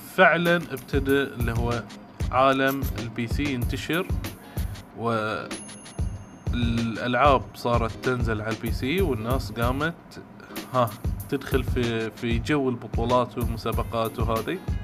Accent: Bahrain; وعندنا احنا في البحرين

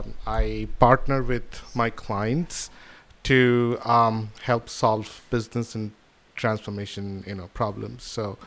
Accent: Kolkata, West Bengal, India; also born or lived in South Africa / United Kingdom; now in United States; So I'm originally from Calcutta.

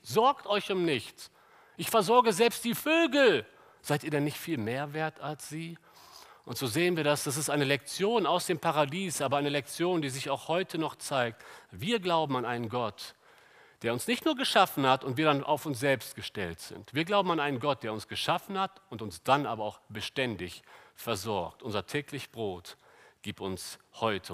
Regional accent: Germany; wir als Deutsche

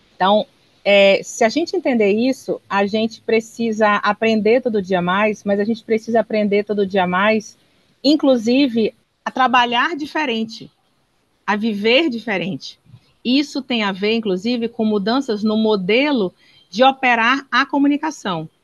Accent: Northeast Region, Brazil; eu que sou nordestina

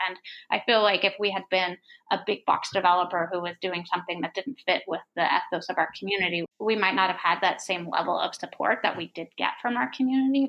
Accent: Nevada City, California, United States; also born or lived in New Zealand; So I moved to Nevada City when I, the summer I was ten, and um, so I went to junior high and high school in Nevada City.

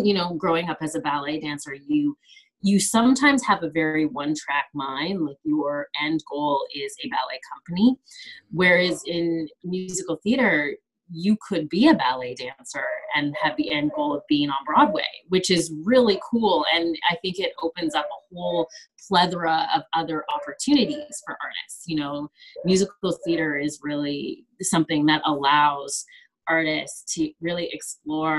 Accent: Kelowna, British Columbia, Canada; also born or lived in Vancouver, Canada; So I'm originally from, I grew up in Kelowna, British Columbia, Canada.

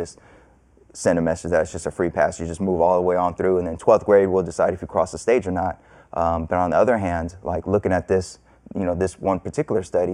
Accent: California, United States; I grew up in California

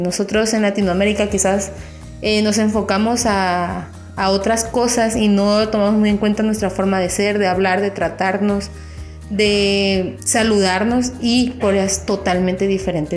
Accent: Mexico; yo soy de México

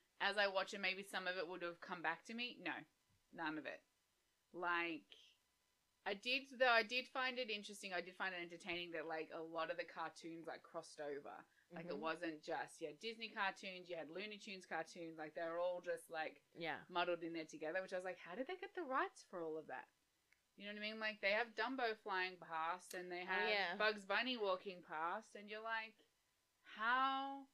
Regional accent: Australia; As an Australian

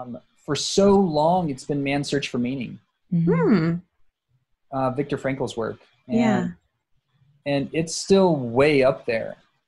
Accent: South Texas, United States; moved away; also born or lived in Portland; I grew up in South Texas

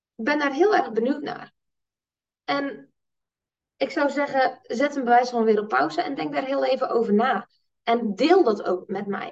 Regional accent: Netherlands; als Nederlanders

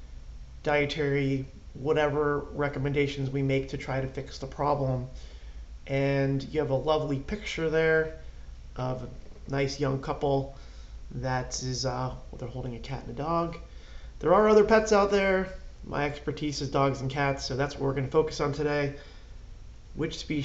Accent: Clark, New Jersey, United States; I had spent my entire life in Clark. All my sports, everything was there.

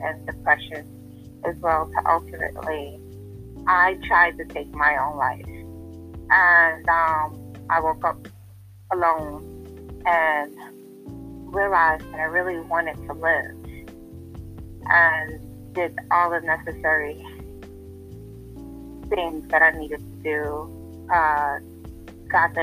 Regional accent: New York City, New York, United States; also born or lived in Bronx; I was raised in Harlem by my father's mother for the first 5 years of my life, and then my father's aunt for the remaining years

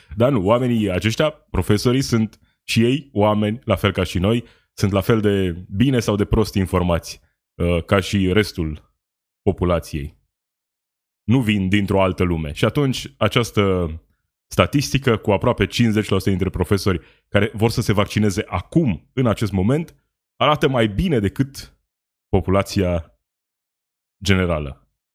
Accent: Romania; Sunt români, la fel ca noi toți ceilalți

